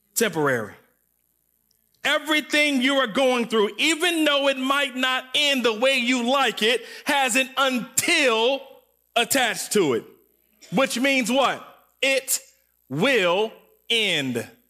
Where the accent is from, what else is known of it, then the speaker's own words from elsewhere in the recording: Waukegan, Illinois, United States; I was from Waukegan, and I went to a sc, uh, elementary school called Glenwood.